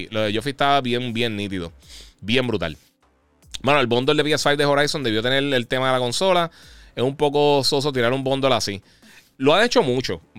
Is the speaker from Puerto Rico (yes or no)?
yes; Puerto Rico; now in United States; Eh, mira, soy de Puerto Rico, pero me mudé para Texas, fui a GameStop, pero no se siente igual como antes.